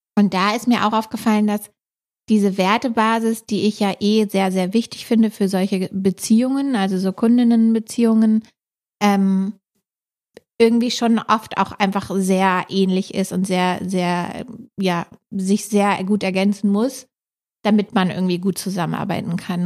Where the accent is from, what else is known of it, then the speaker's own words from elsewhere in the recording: Hamburg, Germany; wir sind beide ursprünglich aus Hamburg